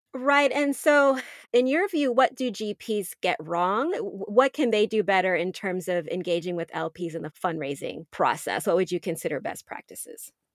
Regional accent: United States; I'm a U S citizen, that I'm American

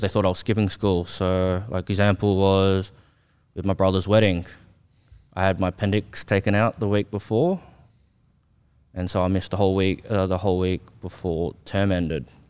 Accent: Australia; born or raised there; also born or lived in South Korea

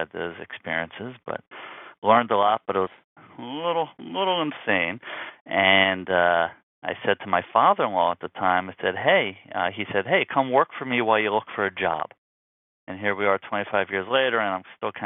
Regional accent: Philadelphia, Pennsylvania, United States; moved away as an adult; now in New York, United States; I'm originally from Philadelphia and became a New York transplant when I went to school for engineering

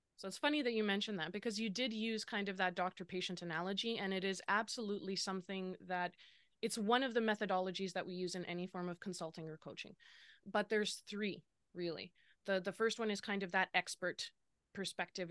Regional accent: Lower Mainland, British Columbia, Canada; now in Kelowna, Canada; I grew up in the Lower Mainland

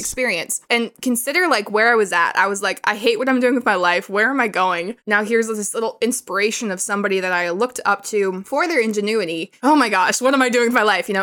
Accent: Billings, Montana, United States; moved away as an adult; now in Thailand; I grew up in Billings. I was born there.

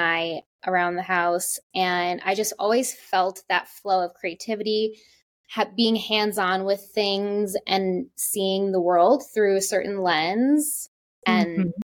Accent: New York, United States; now in North Carolina, United States; I'm originally from New York, and I grew up with very creative women

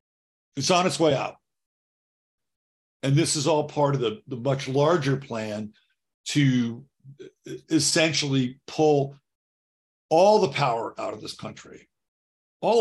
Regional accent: United States; my country, the country that I've grown up

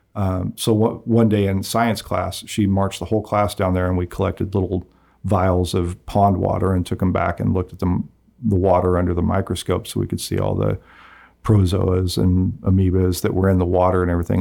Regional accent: Nickerson, Kansas, United States; also born or lived in Wickenburg, Arizona; for all of my, uh, years in childhood, I, I grew up in Nickerson.

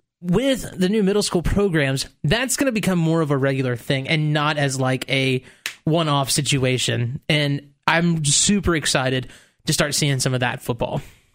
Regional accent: Mount Juliet, Tennessee, United States; I'm from Mount Juliet, Tennessee.

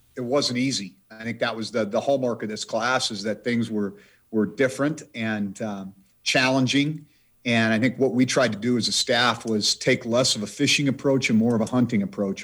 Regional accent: Idaho, United States; now in Montana, United States; my home state of the, the state of Idaho

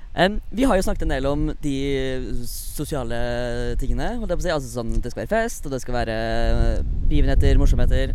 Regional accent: Fredrikstad, Østfold, Norway; now in Oslo, Norway; Jeg er fra Fredrikstad og bor uh, ti minutter unna denne bakken vi sitter

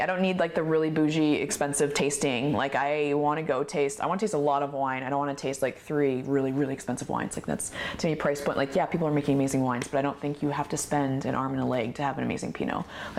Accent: Oregon, United States; I love that when we would say we're from Oregon, people are like, the French would be like, oh my gosh, you're from Oregon?

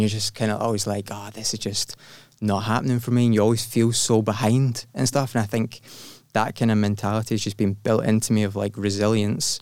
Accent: Glasgow, Scotland, United Kingdom; I was born in Glasgow

